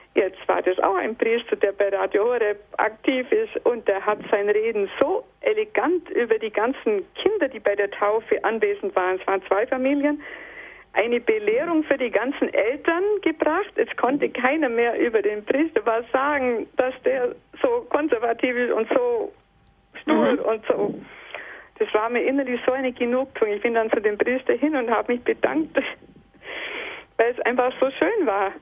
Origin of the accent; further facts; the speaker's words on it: Southern Germany, Germany; in dem Ort, wo ich herkomme, das ist in Süddeutschland